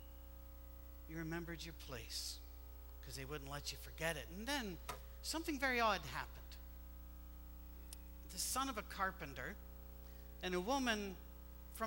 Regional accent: Scotland, United Kingdom; moved away; we're Scottish

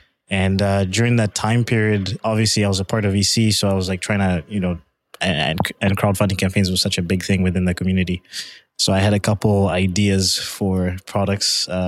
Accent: Canada; They went back for a bit and then ended up in Canada. So I identify with being Canadian.

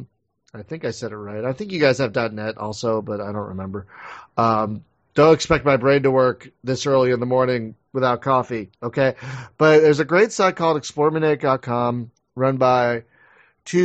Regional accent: Philadelphia, Pennsylvania, United States; I'm from Philadelphia

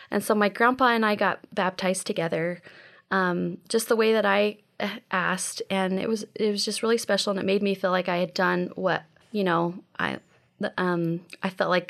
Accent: Las Cruces, New Mexico, United States; also born or lived in Texas; So um, I was born in Texas uh, and then I moved to New Mexico. And um, my parents were divorced. My mom uh, didn't want to keep living, and it was Las Cruces, New Mexico.

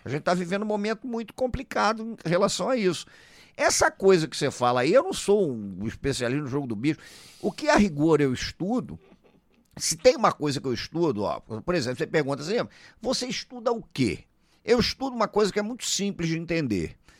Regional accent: Rio de Janeiro, Brazil; Eu sou do Rio de Janeiro

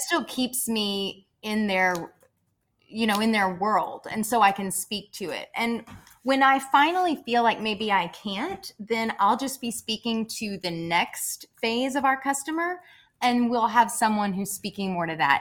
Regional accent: Murray, Kentucky, United States; I grew up in Murray, Kentucky

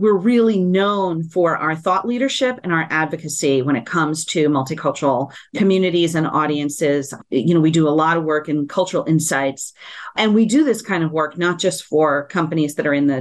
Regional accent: San Juan, Puerto Rico; I'm born and raised in San Juan, Puerto Rico, fully bilingual, bicultural.

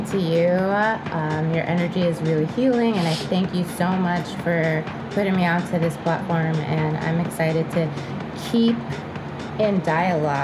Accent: Atlanta, Georgia, United States; also born or lived in New York; in Atlanta, my experience, and I moved out here from New York when I was 7

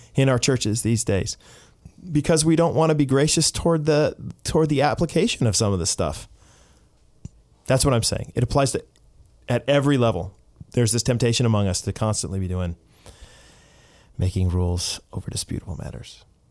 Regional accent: United States; now in Canada; as an American

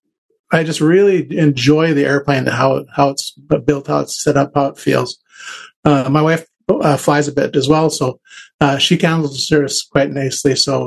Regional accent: Duluth, Minnesota, United States; also born or lived in Merritt Island, Florida; I'm from Duluth, Minnesota.

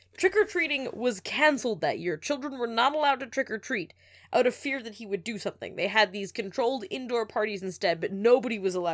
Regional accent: Moncton, New Brunswick, Canada; born there; And the hospital he was taken to in Moncton is in the French network, not the English network. Because I was born on the English side.

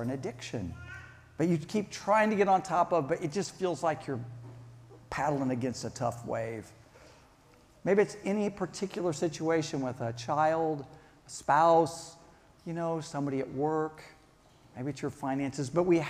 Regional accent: Kansas, United States; also born or lived in Charleston; I grew up here in Kansas

